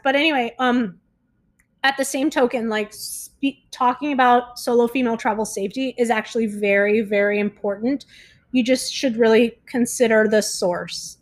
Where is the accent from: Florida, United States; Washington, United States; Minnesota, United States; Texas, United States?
Florida, United States; South; now in Mexico; I'm from South Florida